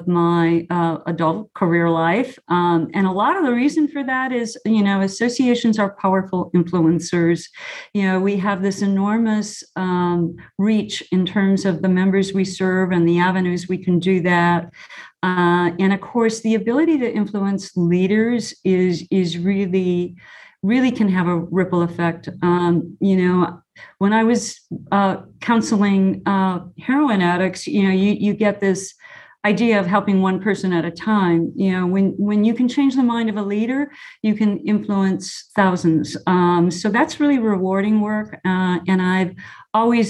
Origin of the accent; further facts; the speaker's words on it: Chicago, Illinois, United States; anyone growing up in Chicago, if they're old enough, would remember the show. It's Bozo Circus. And, you know, when I was a bluebird, I went to Bozo Circus